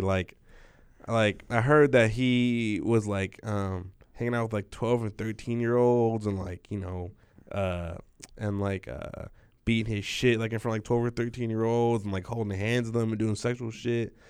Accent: Southern California, United States; moved away; since we're from Southern California.

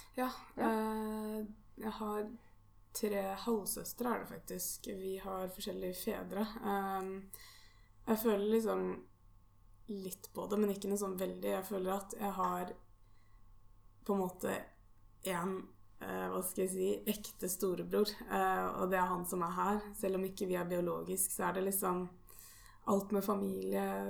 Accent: Norway; mine foreldre er jo her hjemme i Norge

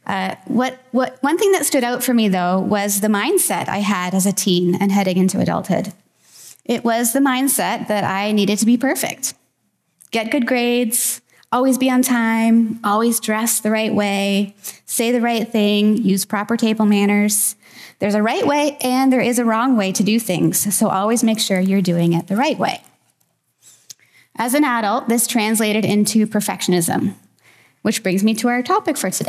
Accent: Wilbraham, Massachusetts, United States; moved away; I recently went back to my hometown in Massachusetts for my 22 and a half year high school reunion

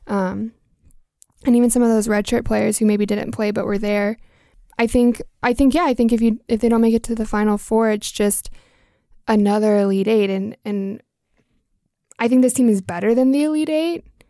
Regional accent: Georgia, United States; now in Oregon, United States; I'm from Georgia

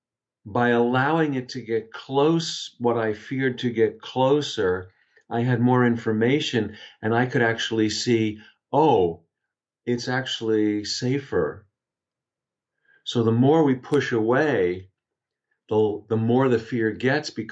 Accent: Long Island, New York, United States; also born or lived in Albany, New York; I grew up on Long Island in outside of New York City

